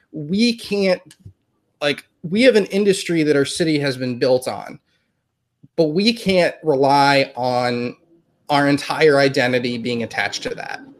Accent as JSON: {"language": "English", "country": "United States", "tie": "born or raised there", "said": "we are from the United States"}